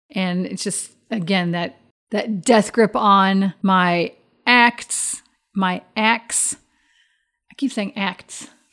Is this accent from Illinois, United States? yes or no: yes; Chicago area, Midwest, Illinois, United States; accent: Midwest; I was raised in the Midwest by a Texan dad, so he has quite a pronounced Texas drawl. Then I have a Midwest accent thrown in there, and I, and it was the Chicago area